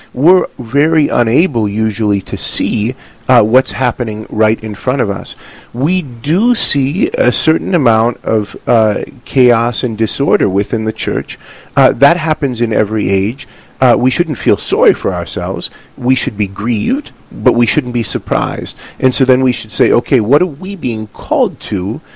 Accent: Hazelton, North Dakota, United States; when I was growing up in Hazleton

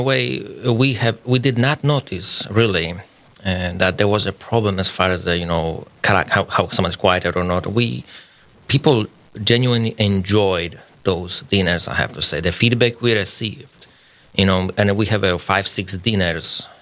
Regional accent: Poland; English is a second language; moved away as an adult; also born or lived in Minnesota, United States; now in Fargo, United States; I'm Polish. I came to the United States about 16 years ago.

